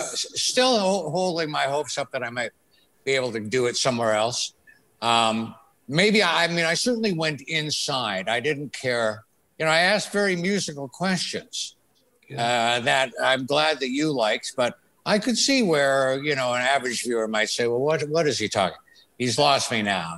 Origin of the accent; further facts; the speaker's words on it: Thunder Bay, Ontario, Canada; moved away; also born or lived in Toronto; raised in Thunder Bay